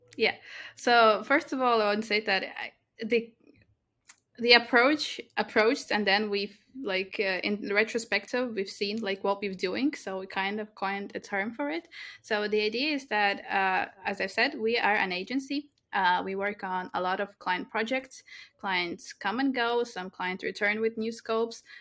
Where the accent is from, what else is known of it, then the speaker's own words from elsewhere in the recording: Latvia; I was born in Latvia, I grew up in Latvia.